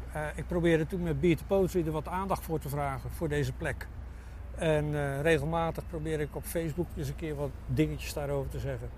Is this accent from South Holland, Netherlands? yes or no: yes; Zwijndrecht, South Holland, Netherlands; also born or lived in Alblasserdam; now in Dordrecht, Netherlands; In Zwijndrecht, nee, in Zwijndrecht, daar kwam ik vandaan. Ik ben geboren in Alblasserdam.